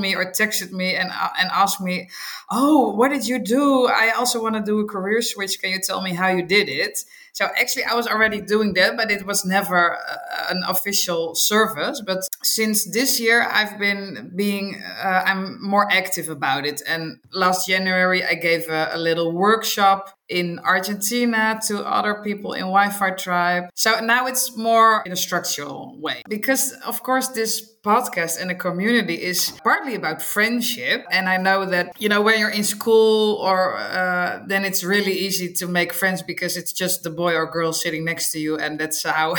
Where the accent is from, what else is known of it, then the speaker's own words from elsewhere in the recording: Netherlands; English is a second language; also born or lived in Rotterdam / Amsterdam / Chile; I am from the Netherlands. I live in Rotterdam